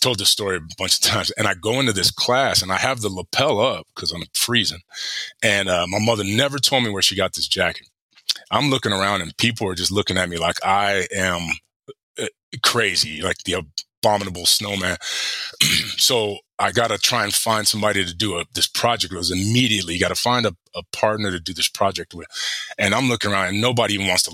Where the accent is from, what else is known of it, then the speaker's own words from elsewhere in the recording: Palm Springs, California, United States; moved away as an adult; also born or lived in Pocatello, Idaho; I come from Palm Springs, the desert. In January it's 70 degrees